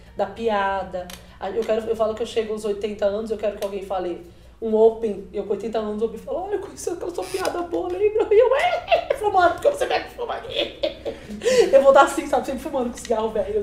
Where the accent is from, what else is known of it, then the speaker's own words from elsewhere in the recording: São Paulo, Brazil; also born or lived in Itabuna, Bahia (born); Eu sou de uma periferia de São Paulo